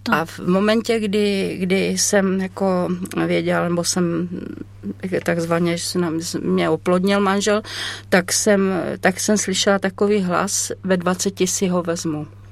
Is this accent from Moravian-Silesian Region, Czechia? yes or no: no; South Moravian Region, Czechia; also born or lived in Sokolov, Karlovy Vary Region / Chodov / Březí; já jsem se narodila v Sokolově a potom, když mě bylo asi tak 9 let, tak jsme se vraceli zpět na Moravu.